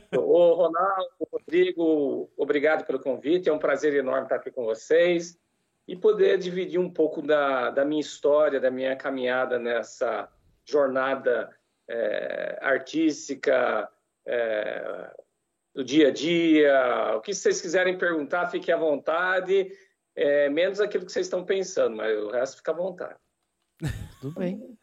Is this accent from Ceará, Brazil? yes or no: no; Jaú, São Paulo, Brazil; moved away as an adult; eu sou de Jaú, interior de estado também, capital do calçado feminino